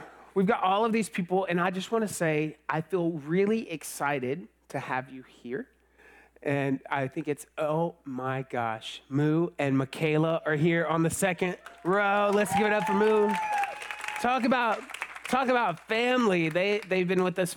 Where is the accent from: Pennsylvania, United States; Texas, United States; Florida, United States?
Texas, United States; Georgetown; I was born in this place, you may have heard of it, called Georgetown, Texas